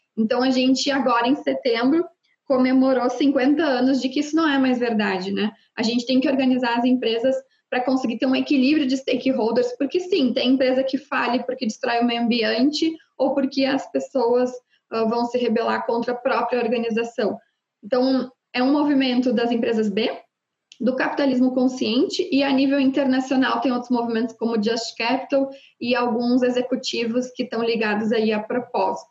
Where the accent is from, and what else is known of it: Rio Grande do Sul, Brazil